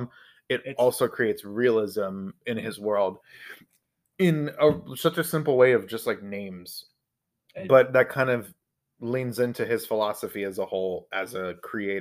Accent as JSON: {"language": "English", "country": "United States", "said": "we're American here."}